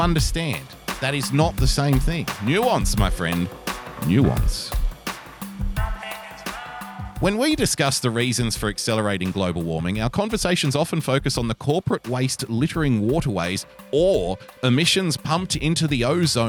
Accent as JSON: {"language": "English", "town": "Brooklyn", "region": "New York", "country": "United States", "tie": "born or raised there", "said": "Growing up in Brooklyn..."}